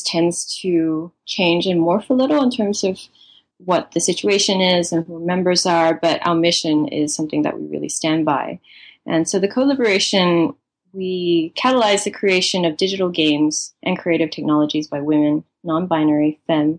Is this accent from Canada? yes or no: no; Malaysia; moved away as an adult; also born or lived in Singapore / Melbourne, Australia; now in New York, United States; I was born in Singapore and I grew up in Malaysia, and born into a Chinese family